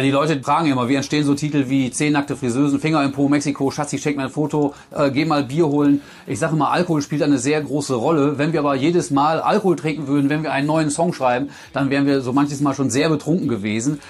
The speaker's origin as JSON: {"language": "German", "region": "North Rhine-Westphalia", "country": "Germany", "tie": "born or raised there", "said": "ich bin ja ein Kind aus Westfalen"}